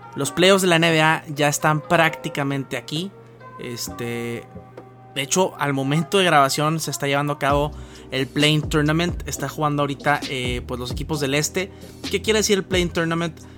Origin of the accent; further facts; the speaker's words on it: Mexico; como consumidores mexicanos